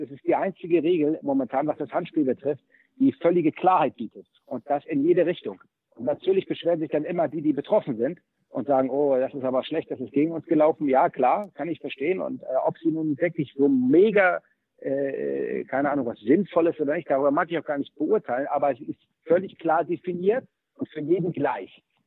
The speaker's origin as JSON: {"language": "German", "region": "Hamburg", "country": "Germany", "tie": "born or raised there", "said": "ich bin in Hamburg-Möllmannsberg aufgewachsen, in einem Stadtteil mit hoher äh, Ausländerrate"}